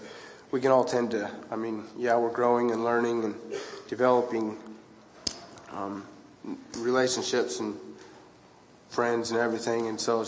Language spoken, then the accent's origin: English; Idaho, United States; I'm from Idaho, a little bit south of where Lucas is from.